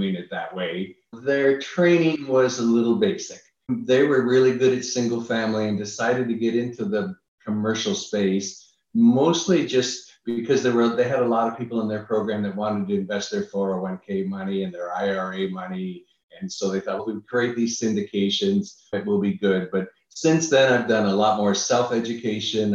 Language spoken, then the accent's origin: English; Niagara Falls, Ontario, Canada; moved away as an adult; now in United States; I'm originally from Canada.